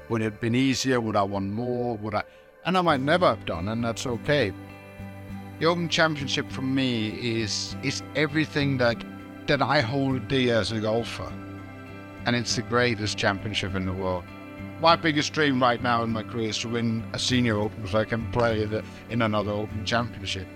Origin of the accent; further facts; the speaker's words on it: Denmark; I'm a kid growing up in Denmark.